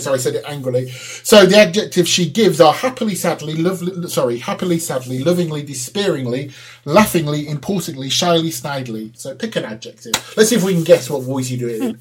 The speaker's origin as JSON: {"language": "English", "region": "England", "country": "United Kingdom", "accent": "English", "said": "I sound like an Englishman speaking Czech"}